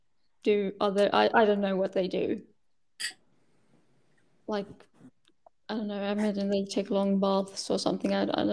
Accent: Sweden; English is a second language; I was born in Sweden. I was actually born quite close to where I live now.

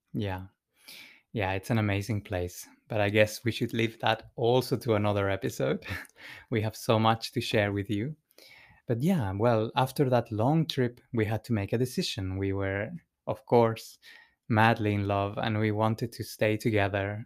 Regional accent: Santiago, Santiago Metropolitan Region, Chile; moved away; I was born in Chile, in, uh, in the capital of Santiago

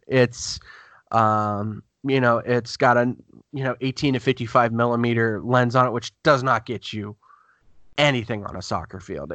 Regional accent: Youngstown, Ohio, United States; also born or lived in Gahanna, Ohio; I lived in Youngstown, Ohio beforehand

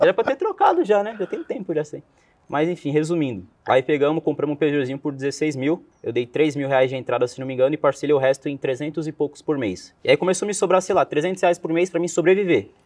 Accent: Cubatão, São Paulo, Brazil; Eu sou nascido em Cubatão, né? Que é na Baixada Santista, em São Paulo

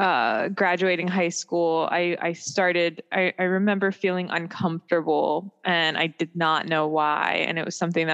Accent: Maryland, United States; also born or lived in Germany; I grew up in Maryland

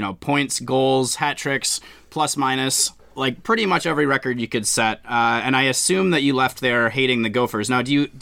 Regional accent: Minnesota, United States; moved away as an adult; also born or lived in Wisconsin; now in Seattle, United States; I grew up in Minnesota, but went to Wisconsin

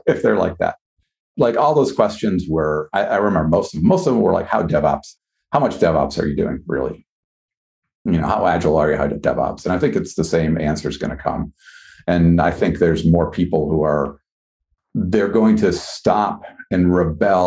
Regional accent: Wisconsin, United States; now in Boston, United States; I grew up in Wisconsin.

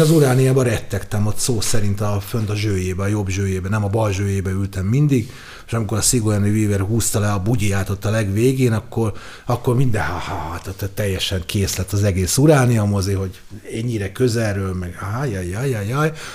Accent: Budapest, Hungary; a zuglói vagyok, és a legközelebb a sport és a zugló mozi volt

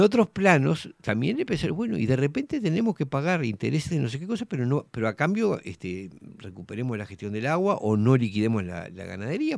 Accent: Uruguay; como ciudadanos uruguayos

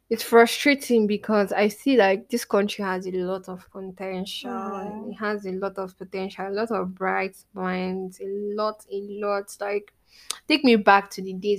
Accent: Nigeria; being young and being Nigerian

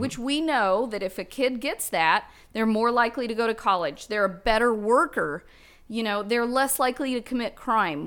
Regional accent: Guthrie, Oklahoma, United States; now in Bentonville, United States; I grew up in Gultry, Oklahoma with nineteen people in my graduating cra-, class

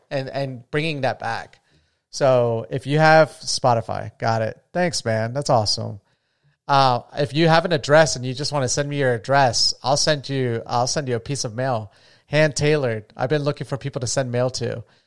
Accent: Florida, United States; now in Las Vegas, United States; I'm from Florida

